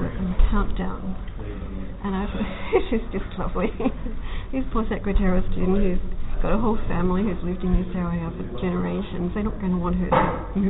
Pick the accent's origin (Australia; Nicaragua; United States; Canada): Australia; Queensland; moved away; also born or lived in Sydney / Lake Macquarie; the little towns that I grew up in Queensland.